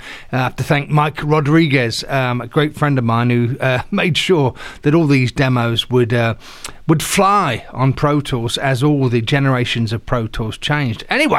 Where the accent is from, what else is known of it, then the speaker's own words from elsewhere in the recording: England, United Kingdom; moved away as an adult; Of course, I came across from England as a bass player back in the 80s